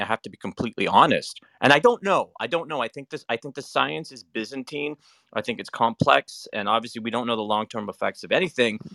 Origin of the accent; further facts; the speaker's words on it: Canada; I'm Canadian